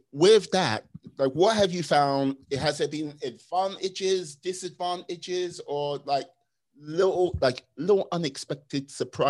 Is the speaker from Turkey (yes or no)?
no; United Kingdom; my mastery of many languages, being a British citizen.